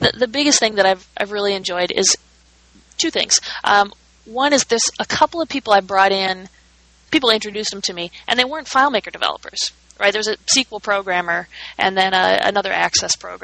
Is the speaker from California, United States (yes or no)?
no; Minnesota, United States; moved away; I'm from Minnesota